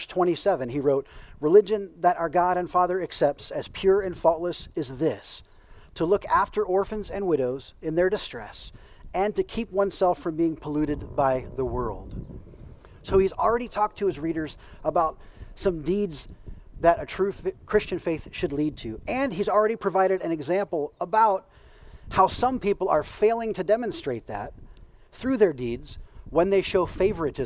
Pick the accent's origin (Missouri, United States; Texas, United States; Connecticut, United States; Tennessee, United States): Missouri, United States; I grew up in the state of Missouri